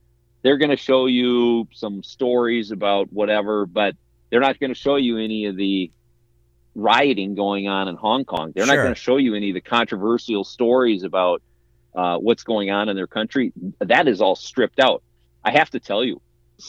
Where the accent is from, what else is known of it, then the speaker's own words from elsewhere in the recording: Midwest, United States; as a kid growing up in the Midwest, that had a very, very different view of a very oppressive culture.